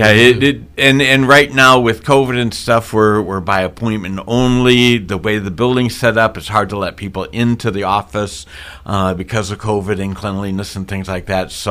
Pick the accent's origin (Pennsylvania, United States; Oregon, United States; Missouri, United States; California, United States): Missouri, United States; also born or lived in Minnesota / Keokuk, Iowa; now in Boone, United States; I was born in Minnesota, raised in Missouri